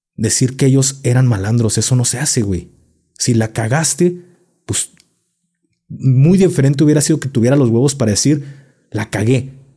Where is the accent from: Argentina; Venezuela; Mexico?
Mexico; aquí en México, hablando como mexicano